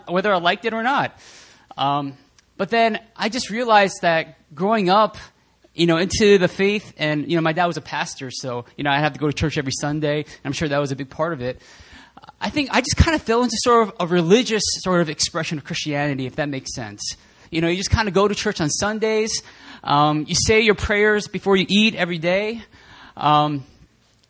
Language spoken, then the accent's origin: English; New Jersey, United States; I'm from New Jersey